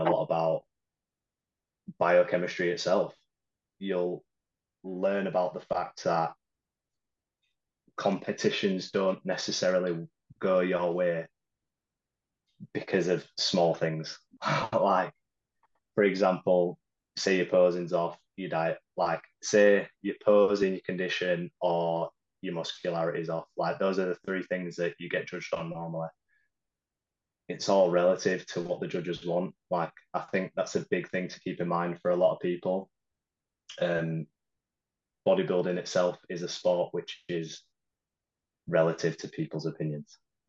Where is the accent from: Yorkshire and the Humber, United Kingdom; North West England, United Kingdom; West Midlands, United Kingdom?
Yorkshire and the Humber, United Kingdom; Huddersfield; Yeah, Huddersfield.